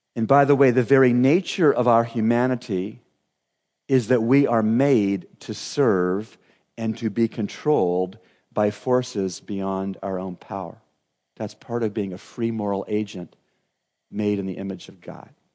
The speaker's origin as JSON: {"language": "English", "country": "Canada", "tie": "born or raised there", "said": "growing up in Canada, uh, my best friend, John Anderson, lived out every Canadian"}